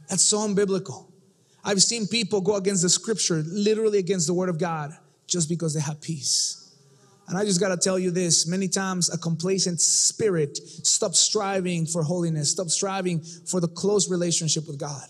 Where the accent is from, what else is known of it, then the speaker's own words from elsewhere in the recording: Mexico City, Mexico; I come from Mexico City